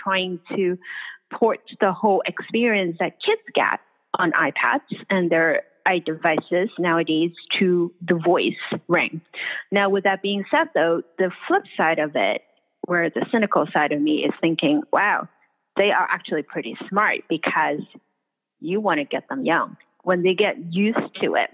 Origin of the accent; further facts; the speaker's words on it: Hong Kong; moved away; when I was growing up in Hong Kong